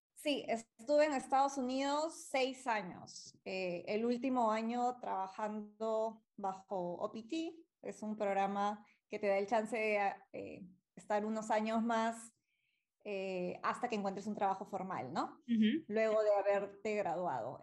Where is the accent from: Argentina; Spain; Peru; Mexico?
Peru; algo tenía que hacer por mi país y para iniciar esa línea de investigación y esa fue una de las razones más grandes por las que regresé aquí